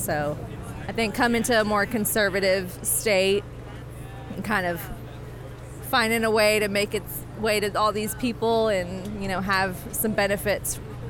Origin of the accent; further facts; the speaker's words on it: Houston, Texas, United States; I grew up here, and I was born and raised in Houston